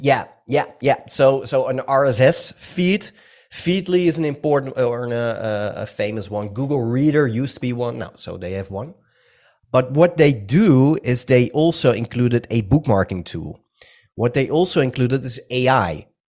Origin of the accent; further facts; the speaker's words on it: Netherlands; English is a second language; I'm from the Netherlands. Some of you might have already heard it on my accent